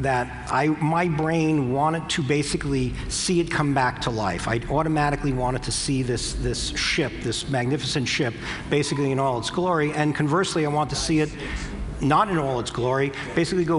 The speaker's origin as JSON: {"language": "English", "region": "New Jersey", "country": "United States", "said": "I'm from New Jersey"}